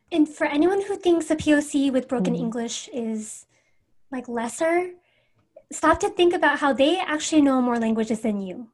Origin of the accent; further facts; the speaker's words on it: Everett, Washington, United States; I'm from Everett, Washington